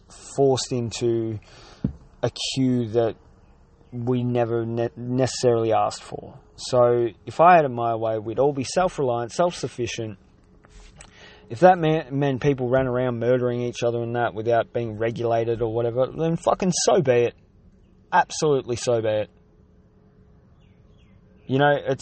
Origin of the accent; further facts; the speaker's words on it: Australia; I'm an Aussie battler that turns over less than $34,000 a year